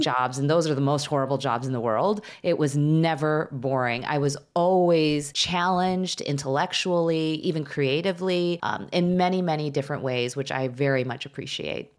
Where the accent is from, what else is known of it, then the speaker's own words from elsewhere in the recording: suburbs of Chicago, Illinois, United States; also born or lived in Skokie, Illinois / Wilmette, Illinois; I grew up in the suburbs of Chicago. I was born in Chicago. My parents moved us to Skokie, Illinois, shortly after I was, like, four.